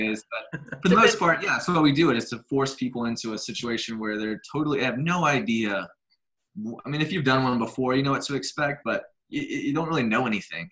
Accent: Birmingham, Alabama, United States; I grew up here in Birmingham, Alabama. I've been here my entire life, 35 years

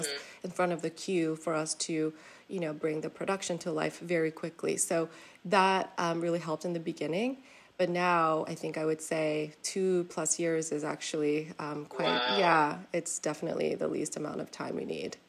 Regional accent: South Korea; moved away; we were born and raised in Korea

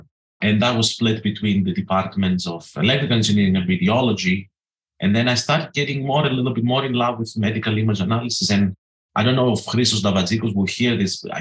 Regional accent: Greece; moved away as an adult; also born or lived in North Carolina, United States; now in Edinburgh, United Kingdom; I grew up as a kid and as a teenager thinking I'm an American trapped in a Greek body

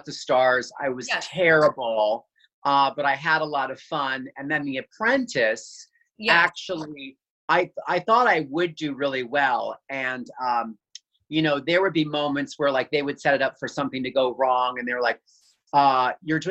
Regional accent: Allentown, Pennsylvania, United States; This was in Pennsylvania, in Allentown, in the suburbs

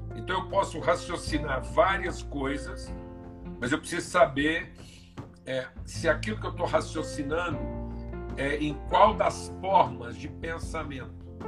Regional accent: Uberlândia, Minas Gerais, Brazil; sou mineiro de Berlândia

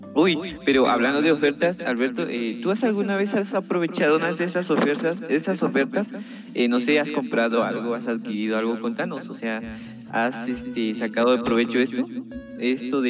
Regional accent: San Marcos, Guatemala; yo soy de San Marcos

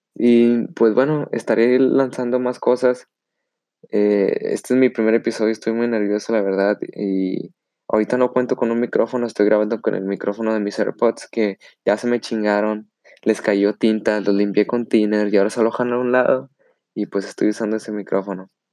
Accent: Monterrey, Nuevo León, Mexico; soy de Monterrey, Nuevo León

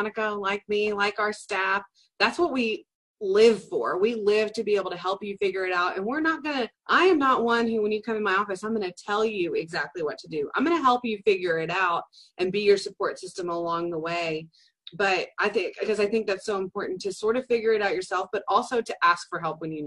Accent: Dallas, Texas, United States; also born or lived in South Carolina; now in Commerce, United States; I grew up in Dallas and went to college in South Carolina and then moved back to East Texas

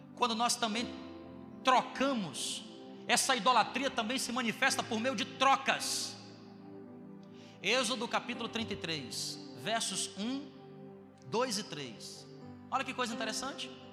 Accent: Ceará, Brazil; also born or lived in Bom Jardim; eu sou do Ceará

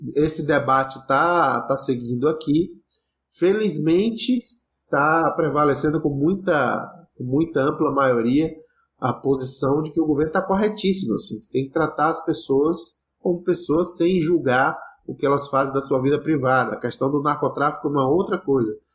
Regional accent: Ceará, Brazil; Eu, como cearense

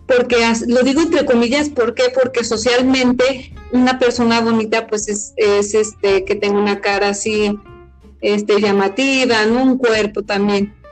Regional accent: Mexico; los mexicanos somos indios

